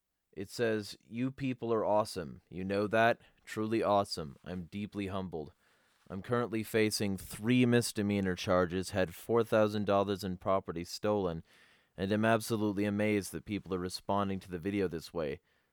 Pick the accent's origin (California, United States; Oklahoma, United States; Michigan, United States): Michigan, United States; Although we are both from Michigan, James and myself have traveled to many states to promote freedom.